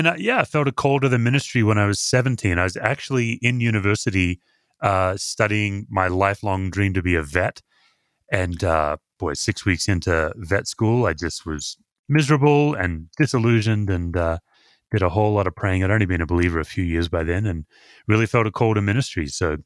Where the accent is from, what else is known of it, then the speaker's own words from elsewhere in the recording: Perth, Western Australia, Australia; I was born and raised in Perth, Western Australia. And I was raised completely outside the church, but started attending a church.